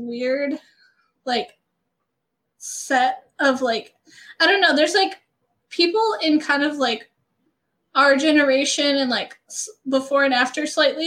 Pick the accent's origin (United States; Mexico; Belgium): United States; small town in Georgia; I grew up in a small town in Georgia. That's where I'm from.